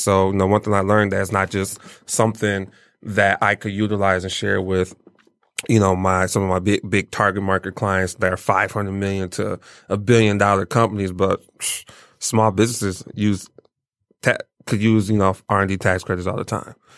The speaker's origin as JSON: {"language": "English", "town": "Pontiac", "region": "Michigan", "country": "United States", "tie": "born or raised there", "also_born_or_lived": "Nigeria / Lansing, Michigan / Detroit, Michigan", "said": "Pontiac raised me."}